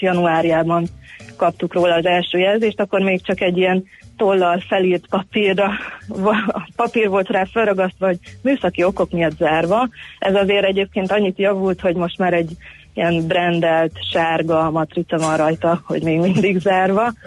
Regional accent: Budapest, Hungary; én a 17. kerületben nőttem fel

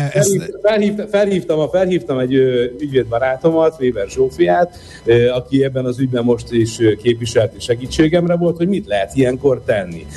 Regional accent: Vác, Pest, Hungary; én Vácon nőttem föl

